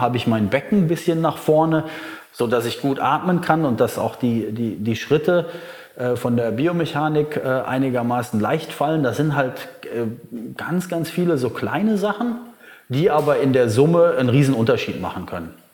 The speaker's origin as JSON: {"language": "German", "country": "Germany", "moved": "yes", "lives_now": "Bali, Indonesia", "said": "bei uns in Deutschland"}